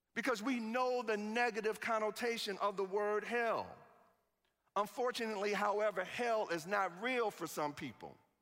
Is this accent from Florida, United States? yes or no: no; Chicago, Illinois, United States; I'm from Chicago.